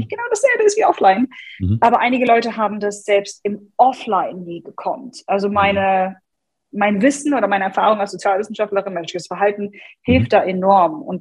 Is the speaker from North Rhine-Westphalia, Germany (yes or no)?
no; Hanover, Lower Saxony, Germany; ich komme aus {S255} Hannover.